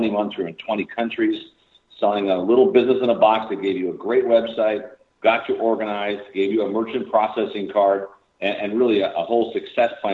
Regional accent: Chicago, Illinois, United States; Born and raised in Chicago, south side of Chicago

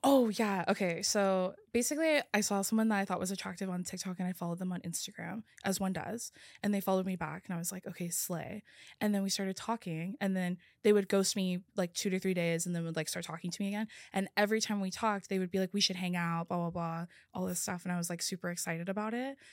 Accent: California, United States; also born or lived in Oregon; I grew up in California

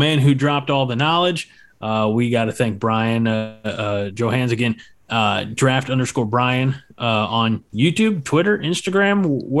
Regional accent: Illinois, United States; I'm from Illinois.

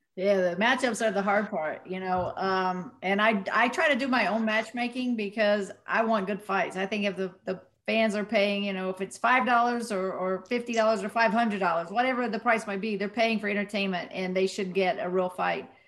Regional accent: West Virginia, United States; moved away; my hometown boxing gym in West Virginia.

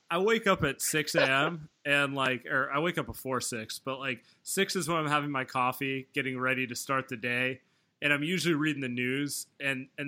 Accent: East Bay, California, United States; moved away as an adult; now in San Francisco, United States; I grew up in the East Bay and obviously I live in the city now

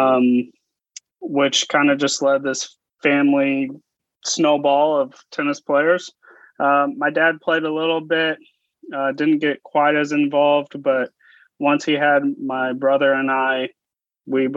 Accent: Topeka, Kansas, United States; I chose to go to Division II at my hometown, Washburn University

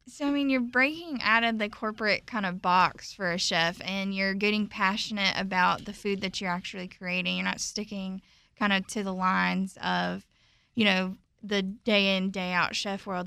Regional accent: Statesboro, Georgia, United States; moved away as an adult; also born or lived in Charlotte, North Carolina; now in Washington, D.C., United States; I'm from Statesboro, Georgia, so right there off the coast, kind of the farm town girl

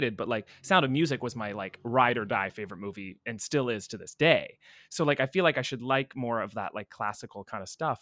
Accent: California, United States; I grew up in California

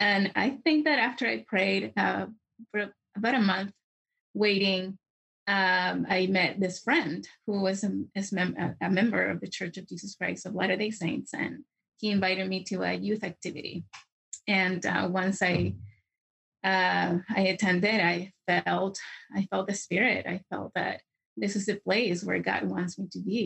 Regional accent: Santiago, Santiago Metropolitan Region, Chile; English is a second language; moved away; I am originally from Santiago, Chile, and I became a member of the church when I was 14

